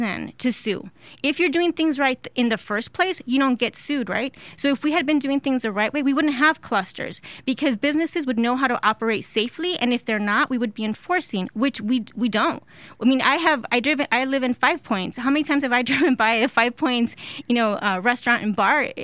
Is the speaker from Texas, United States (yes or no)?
yes; El Paso, Texas, United States; also born or lived in Ciudad Juárez, Mexico; I grew up in El Paso and Juarez